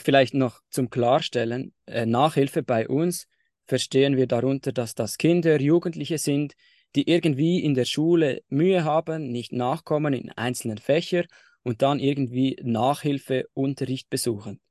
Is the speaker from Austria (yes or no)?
no; Switzerland; bei uns in der Schweiz im Primarschulalter